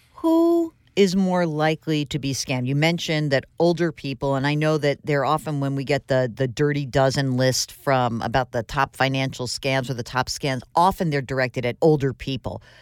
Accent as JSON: {"language": "English", "area": "Westchester", "region": "New York", "country": "United States", "tie": "born or raised there", "said": "I grew up in Westchester as well"}